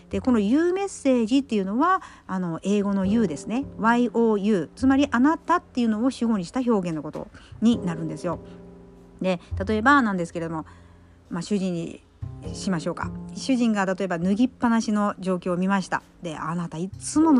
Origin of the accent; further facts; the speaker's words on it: Kyushu, Japan; 私は九州育ちの、えー、方言がハイブリッドでいろいろ入ってますので